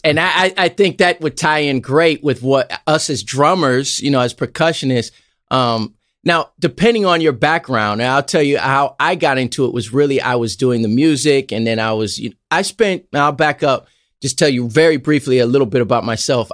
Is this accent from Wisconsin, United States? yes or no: no; Los Angeles, California, United States; also born or lived in Nevada; I grew up in Los Angeles